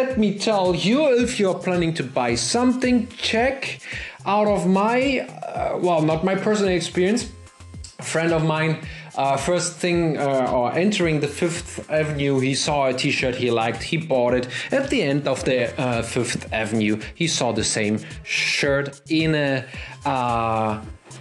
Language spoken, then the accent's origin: English; Germany; accent: German; English is a second language; my German accent